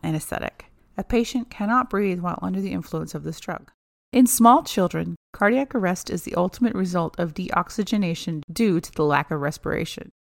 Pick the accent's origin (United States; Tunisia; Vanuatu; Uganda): United States; Oklahoma; we're from Oklahoma